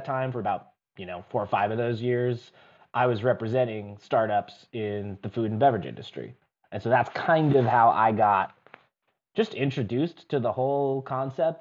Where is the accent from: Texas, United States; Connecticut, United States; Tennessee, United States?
Connecticut, United States; outside of Hartford; moved away as an adult; also born or lived in New York City; now in Detroit, United States; I grew up outside of Hartford, Connecticut, kind of near the like that notch at the top of Connecticut along the Massachusetts border